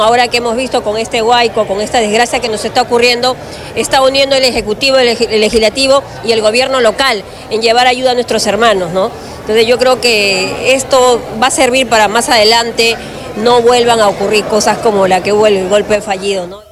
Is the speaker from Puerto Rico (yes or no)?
no; Peru; nosotros los peruanos